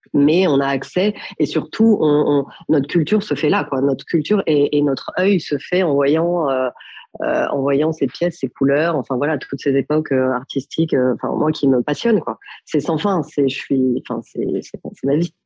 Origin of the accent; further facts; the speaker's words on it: Paris, Île-de-France, France; also born or lived in Milan; je suis née à Paris, d'une mère parisienne et d'un papa milanais